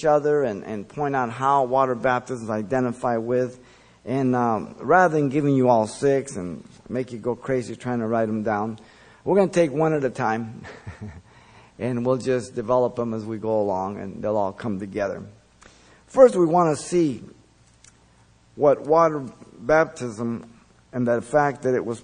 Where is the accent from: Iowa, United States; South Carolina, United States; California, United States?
California, United States; Los Angeles; English is a second language; also born or lived in Mexico City, Mexico; When we moved to the United States, we were in L.A. by Huntley Drive. I went to Our Lady of Loreto till first grade, where I learned English.